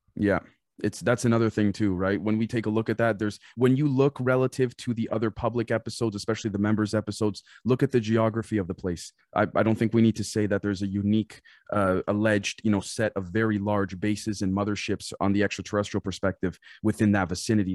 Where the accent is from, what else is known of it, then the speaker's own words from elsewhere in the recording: Canada; I'm Canadian